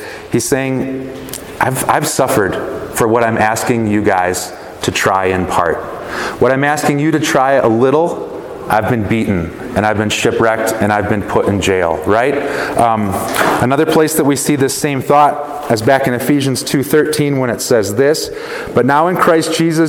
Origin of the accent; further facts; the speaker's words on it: Chicago, Illinois, United States; also born or lived in Wisconsin; I'm from Chicago. I love the Chicago Bears, but I spent most of my life in Wisconsin